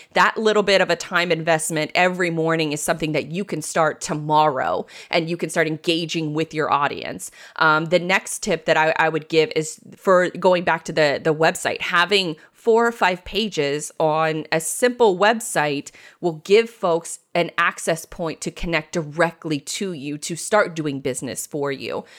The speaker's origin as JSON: {"language": "English", "town": "Jacksonville", "region": "Florida", "country": "United States", "tie": "born or raised there", "said": "born and raised in Jacksonville, Florida"}